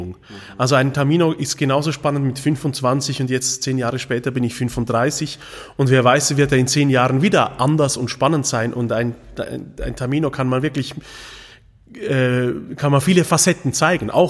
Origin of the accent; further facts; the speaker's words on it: Switzerland; Und ich bin Schweizer durch und durch, wirklich.